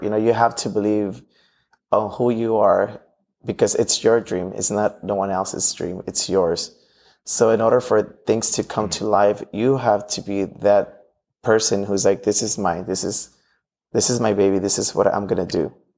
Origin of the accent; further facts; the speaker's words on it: Los Angeles, California, United States; growing up in Watts